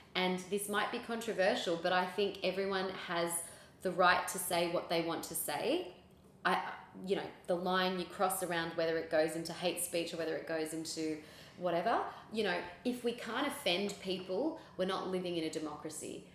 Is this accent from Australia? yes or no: yes; Sydney, New South Wales, Australia; also born or lived in Philippines; I was born in the Philippines, raised here in Sydney